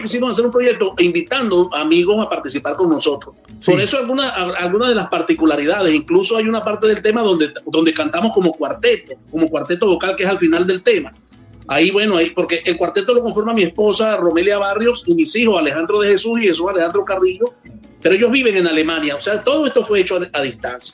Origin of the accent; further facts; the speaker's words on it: Trujillo, Venezuela; que viva Trujillo, que es de donde yo soy